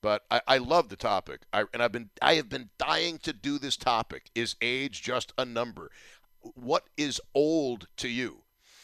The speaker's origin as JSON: {"language": "English", "town": "Buffalo", "region": "New York", "country": "United States", "tie": "born or raised there", "said": "I'm totally content being a talk show host for 5 decades in my hometown"}